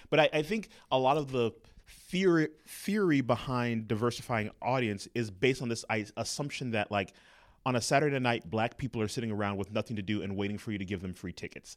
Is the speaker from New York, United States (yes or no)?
no; Los Angeles, California, United States; moved away; also born or lived in Inglewood, California / Atlanta; I was born and raised in Los Angeles, California